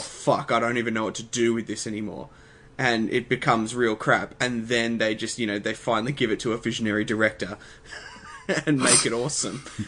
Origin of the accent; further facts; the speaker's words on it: Australia; we didn't think that we would have as much Australian pride as we've ended up having